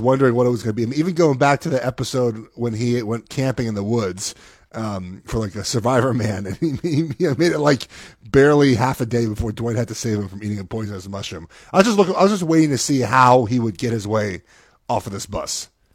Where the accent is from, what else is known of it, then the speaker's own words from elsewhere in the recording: Los Angeles, California, United States; I'm from Los Angeles